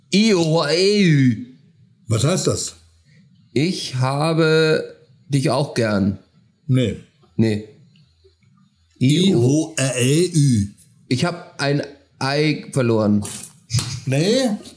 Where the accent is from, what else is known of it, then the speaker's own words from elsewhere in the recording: Schleswig-Holstein, Germany; Ich komme aus Schleswig-Holstein.